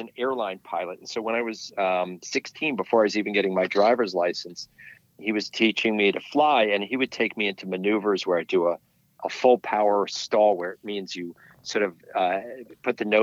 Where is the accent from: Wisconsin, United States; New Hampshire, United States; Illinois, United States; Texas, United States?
New Hampshire, United States; White Mountains; now in Connecticut, United States; I grew up ice climbing in the White Mountains